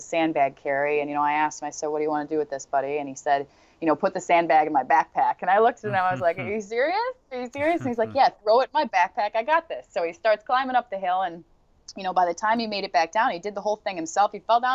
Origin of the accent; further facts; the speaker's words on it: Portland, Oregon, United States; since I was like, I got to say 5 or 6 years old back in Portland, Oregon